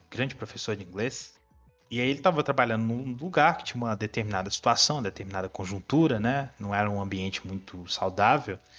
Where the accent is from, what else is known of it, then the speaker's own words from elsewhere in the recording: São Paulo, Brazil; Eu, eu, assim, eu apesar de morar em Minas, eu sou paulistano, né?